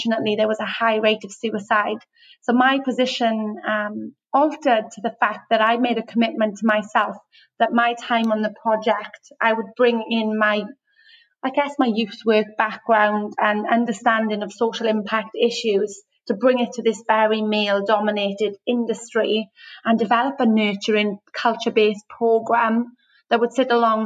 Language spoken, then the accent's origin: English; Wales, United Kingdom; moved away as an adult; now in Australia; I'm from Wales. So grew up in the UK and moved to Australia 6 years ago